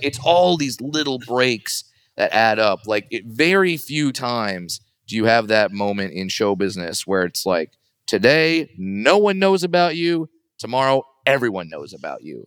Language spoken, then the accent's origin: English; Los Angeles or Orange County, California, United States; I grew up in Los Angeles or Orange County